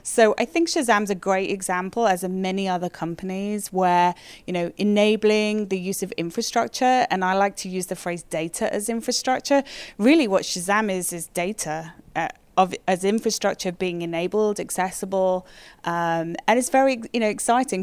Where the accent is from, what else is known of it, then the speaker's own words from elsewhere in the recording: United Kingdom; moved away as an adult; also born or lived in London, United Kingdom; now in Toronto, Canada; being a Brit